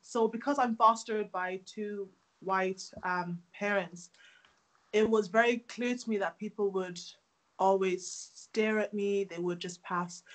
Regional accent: Ireland; also born or lived in Democratic Republic of Congo; I'm from the Democratic Republic of Congo. I moved to Ireland when I was 5 years of age

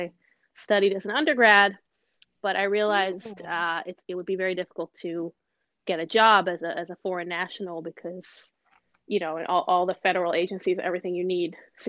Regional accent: Israel; moved away as an adult; also born or lived in Los Angeles / Boston; now in New York, United States; I was born and raised in Israel

